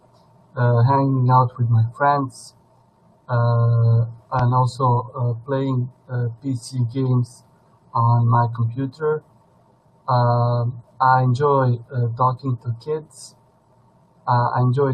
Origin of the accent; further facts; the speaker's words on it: Zenica, Federation of Bosnia and Herzegovina, Bosnia & Herzegovina; English is a second language; the University of Zenica in my hometown